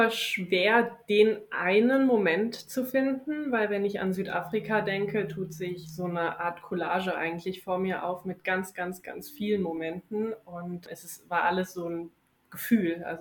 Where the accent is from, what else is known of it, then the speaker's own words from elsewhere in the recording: Wiesbaden, Hesse, Germany; moved away as an adult; now in Bonn, Germany; Ich bin dieses Jahr 30 geworden, auch einer der Gründe, warum ich überhaupt diese Reise gemacht habe. Ich bin gebürtige Wiesbadenerin und lebe jetzt seit über zehn Jahren schon in Bonn.